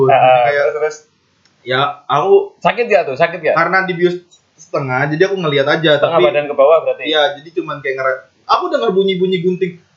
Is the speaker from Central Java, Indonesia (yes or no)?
yes; Klaten, Central Java, Indonesia; Di daerahku dulu, Hah? di di Klaten ya. Iya. Masih ada yang pakai daun eh daun lagi